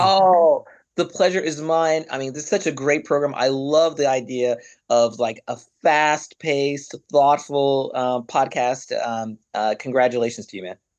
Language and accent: English; Arkansas, United States; moved away; also born or lived in London; I'm a guy from Arkansas